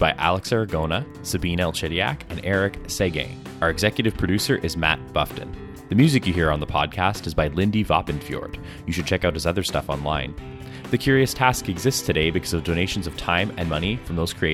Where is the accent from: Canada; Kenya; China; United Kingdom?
Canada; Ottawa, Ontario; my hometown of Ottawa